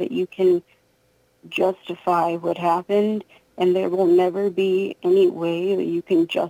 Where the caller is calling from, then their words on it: Pennsylvania, United States; Yeah. Yep, Pennsylvania.